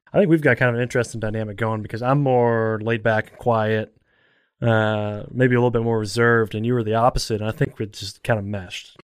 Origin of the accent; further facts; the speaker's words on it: Elizabethtown, Kentucky, United States; I'm from Elizabethtown